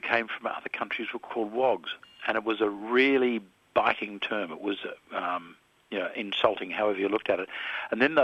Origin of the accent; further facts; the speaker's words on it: Melbourne, Victoria, Australia; I grew up in Melbourne in the 1950s